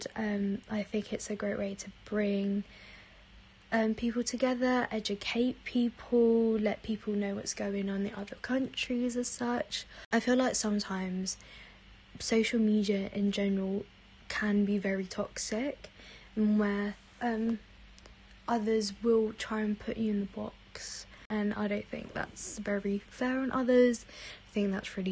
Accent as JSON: {"language": "English", "country": "Philippines", "tie": "born or raised there", "moved": "yes", "lives_now": "England, United Kingdom", "said": "growing up in the Philippines"}